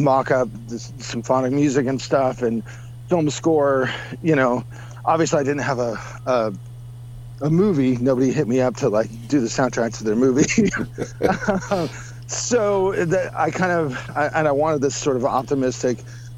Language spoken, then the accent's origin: English; United States; as an American